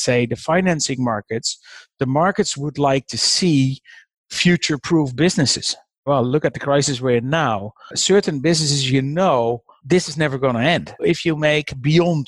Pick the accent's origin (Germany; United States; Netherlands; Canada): Netherlands; I'm from the Netherlands